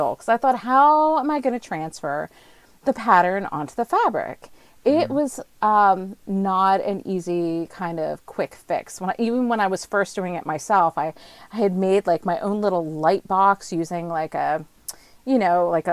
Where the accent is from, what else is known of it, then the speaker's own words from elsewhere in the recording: New Jersey, United States; also born or lived in Yukon, Canada; now in Nova Scotia, Canada; I'm originally from New Jersey